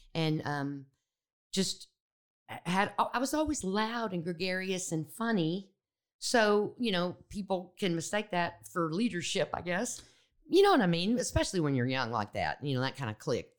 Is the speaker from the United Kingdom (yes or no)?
no; Austin, Texas, United States; moved away as an adult; also born or lived in Memphis, Tennessee; I grew up in Texas